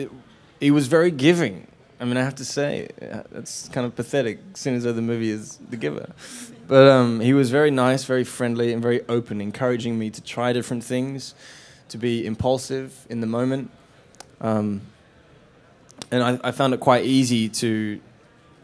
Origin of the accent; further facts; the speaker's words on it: Australia; In Australia, we grow up